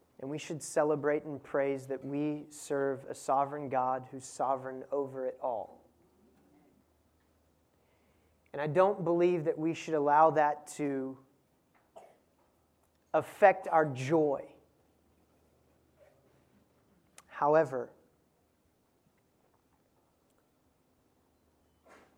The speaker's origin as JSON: {"language": "English", "country": "United States", "said": "as an American"}